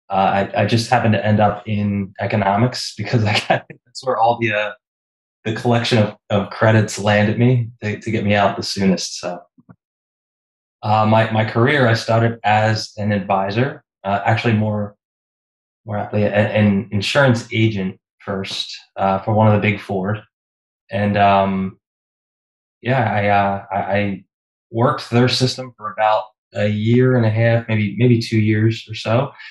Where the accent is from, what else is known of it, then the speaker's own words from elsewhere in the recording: Philadelphia, Pennsylvania, United States; I grew up uh, in the suburbs of Philadelphia, uh, Pennsylvania.